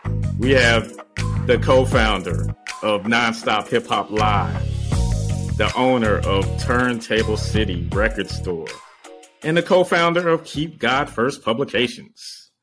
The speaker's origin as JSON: {"language": "English", "town": "Beaufort", "region": "South Carolina", "country": "United States", "said": "I'm from Beaufort. I'm from St. Helena."}